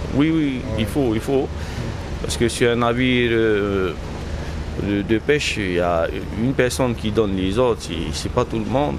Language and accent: French; Paea, Tahiti, French Polynesia; ici, on est né ici, on est de Païa